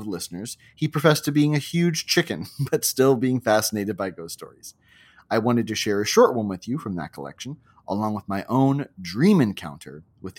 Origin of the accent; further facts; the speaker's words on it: Hawaii, United States; I wanted to share a story from another book that filled my childhood growing up in Hawaii with a number of terrors, both large and small.